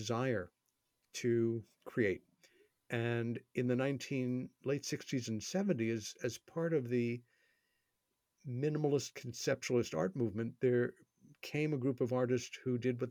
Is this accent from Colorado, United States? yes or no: no; New York City, New York, United States; my hometown, New York City